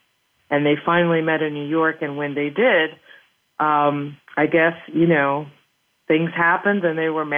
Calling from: Paris, Île-de-France, France; Well, yes, I'm calling you from Paris, France, where we are enjoying a very typical autumn day.

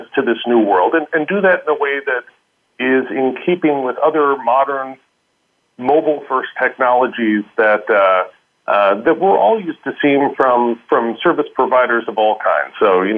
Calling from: Vienna, Austria; I normally live in San Francisco, but I'm calling in from Vienna.

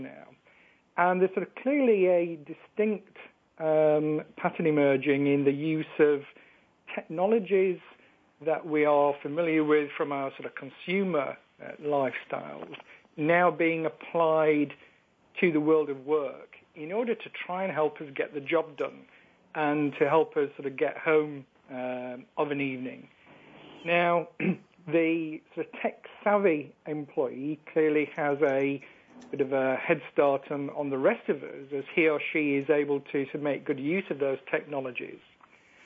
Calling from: Yorkshire and the Humber, United Kingdom; calling you from the UK in sunny Yorkshire in the north of England

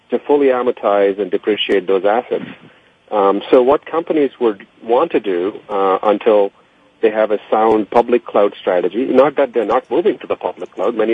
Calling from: Nashua, New Hampshire, United States; I'm in beautiful Nashua, New Hampshire.

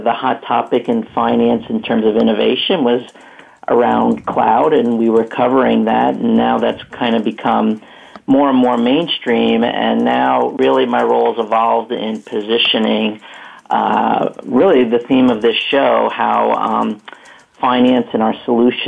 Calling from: Hollywood, Florida, United States; So I'm calling from South Florida in what I call the real Hollywood. It's Hollywood

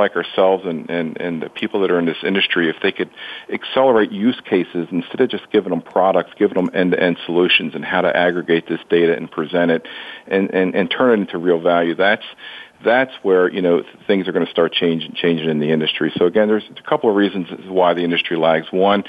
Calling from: north of Baltimore, Maryland, United States; I'm calling just north of Baltimore

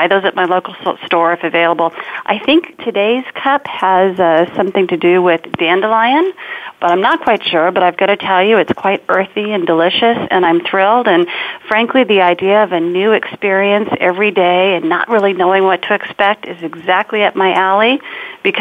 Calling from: San Francisco, California, United States; I'm calling from San Francisco, California

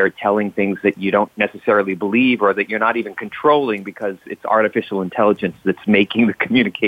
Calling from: Miami Beach, Florida, United States; I am calling from Miami Beach today

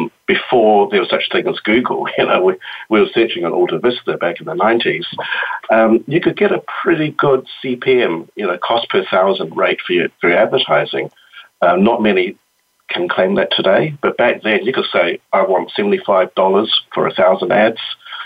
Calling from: Wellington, New Zealand; I'm calling in from Wellington, New Zealand, where it's Friday morning.

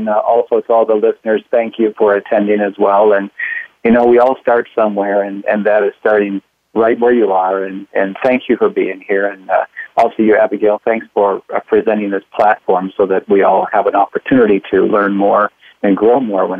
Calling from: Pontiac, Michigan, United States; Well, I'm calling in from Pontiac, Michigan. That's in the USA.

